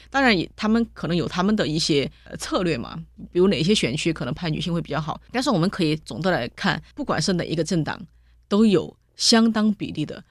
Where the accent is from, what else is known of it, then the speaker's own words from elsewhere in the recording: Sichuan, China; 我们四川人